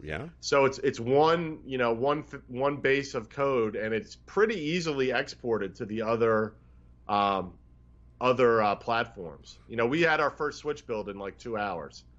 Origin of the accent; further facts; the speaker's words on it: Philadelphia, Pennsylvania, United States; the restaurant I grew up in around Philadelphia area